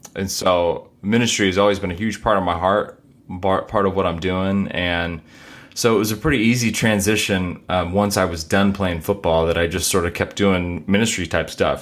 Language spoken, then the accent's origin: English; Corpus Christi, Texas, United States; also born or lived in Seattle, United States; now in Dallas, United States; I grew up in Corpus